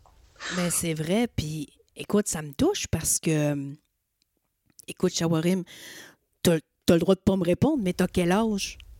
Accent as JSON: {"language": "French", "area": "Magdalen Islands", "region": "Quebec", "country": "Canada", "moved": "as an adult", "said": "je suis acadienne, je viens des îles de la Madeleine."}